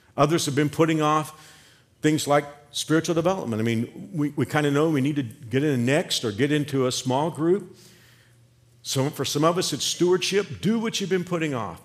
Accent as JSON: {"language": "English", "town": "Fort Worth", "region": "Texas", "country": "United States", "tie": "born or raised there", "moved": "as an adult", "lives_now": "Kansas, United States", "said": "I can go back to Fort Worth, I can go back to my hometown"}